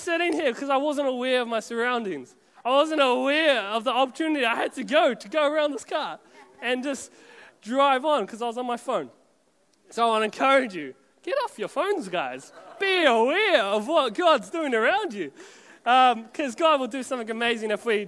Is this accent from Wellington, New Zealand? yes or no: no; Auckland, New Zealand; we're all from Auckland anyway